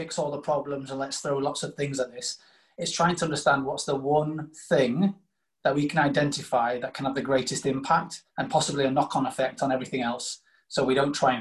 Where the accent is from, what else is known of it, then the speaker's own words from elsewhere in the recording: Doncaster, Yorkshire and the Humber, United Kingdom; also born or lived in South Africa; I'm a Doncaster lad. I was born in South Africa, ironically. So I say born in South Africa, but brought up in Yorkshire.